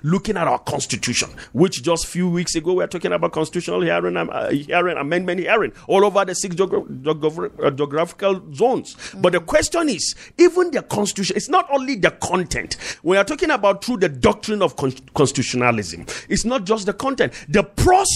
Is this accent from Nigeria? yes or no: yes; Northern Nigeria, Nigeria; I came from the North, from the Kong North